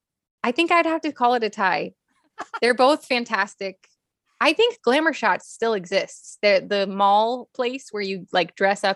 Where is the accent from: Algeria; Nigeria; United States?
United States; Los Angeles, California; also born or lived in Pasadena / Miami; Well, I'm a California native. Yeah. Mm. So I'm new here, but I'm not new here. I was born in Pasadena. I was born an hour from where I live now, basically. And I grew up bi-coastal mostly between Miami and LA, back and forth.